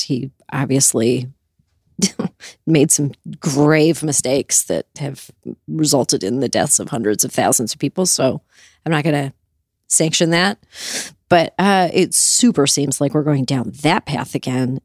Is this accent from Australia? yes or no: no; Canada; now in United States; I grew up in Canada